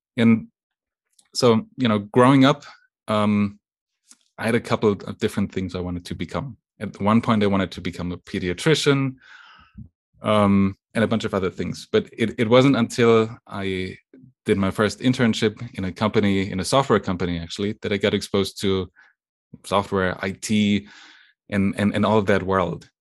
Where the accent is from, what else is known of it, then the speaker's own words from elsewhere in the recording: western Germany, Germany; English is a second language; moved away as an adult; also born or lived in Lake Constance, Germany / East Coast, United States; now in United States; I was born and, and raised in, in Germany. um, on the western side of Germany, very close to the border with France